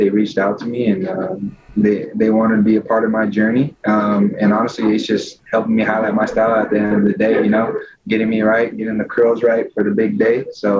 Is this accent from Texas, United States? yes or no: no; California, United States; I was born and raised in Cali.